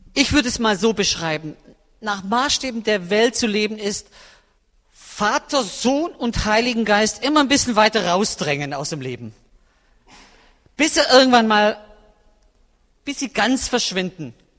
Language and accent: German; Swabian Jura, Baden-Württemberg, Germany; moved away as an adult; now in Berlin, Germany; ich habe eine Heimat auf der Erde, das ist die Schwäbische Alb. Und da sind wirklich meine Wurzeln, wirklich. Da ist meine Familie, meine Verwandtschaft. Da bin ich aufgewachsen